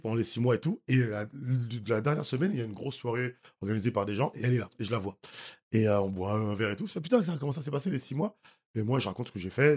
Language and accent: French; Haiti; moved away; je suis haïtien, je vais tous les ans en Haïti